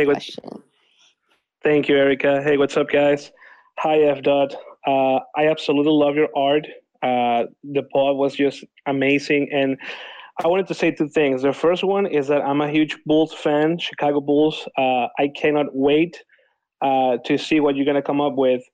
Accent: Venezuela; now in Argentina; I'm original from Venezuela, and I'm currently living in Argentina.

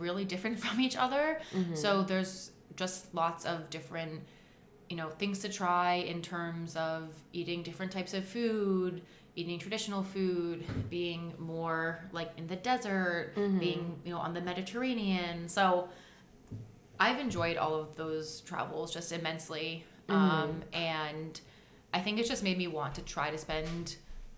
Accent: United States; also born or lived in Jordan; as someone who's obviously American in my appearance and when I speak

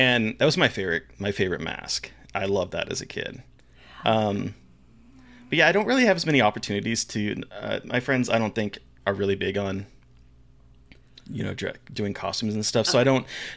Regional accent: Alaska, United States; moved away; growing up in Alaska for, like, yeah, elementary school

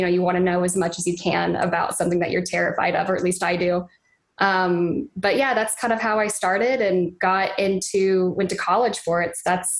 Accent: Dallas, Texas, United States; moved away; I grew up in Dallas, Texas, right outside of it.

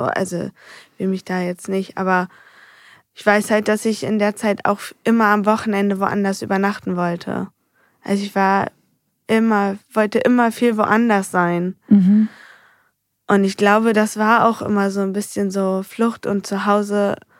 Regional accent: Heinsen, Germany; also born or lived in Andorf; mit vier sind wir von Andorf nach Heinsen gezogen, also umgezogen in mein neues Elternhaus.

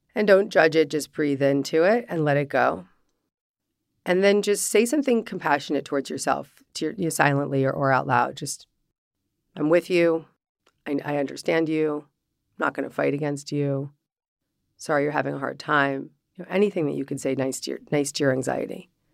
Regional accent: Larchmont, New York, United States; growing up in Larchmont, New York

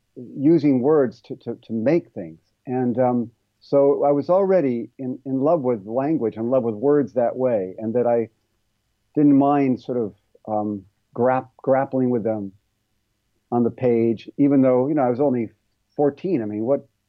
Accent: Ohio, United States; moved away as an adult; also born or lived in California; where I grew up in Ohio

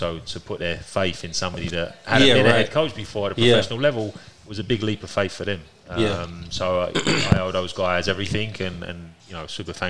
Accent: London, United Kingdom; moved away as an adult; now in Omaha, United States; I'm from East London.

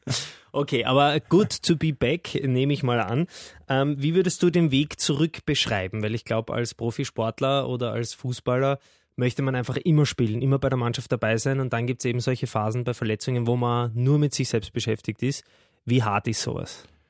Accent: Austria; als Österreicher

